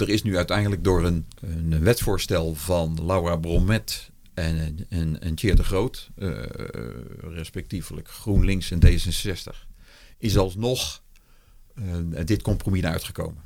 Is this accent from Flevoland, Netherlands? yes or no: no; Rijswijk, South Holland, Netherlands; ik ben geboren in Rijswijk tegen Den Haag aan. En dat was toen nog de rand van het weiland. Dus ik weet nog dat ik op een gegeven moment uh, reusachtige zwermen, goudplevieren, de eerste lepelaars, overal grutto's, overal tureluurs, overal veldleveringen. Dat is gewoon het geluid van mijn jeugd.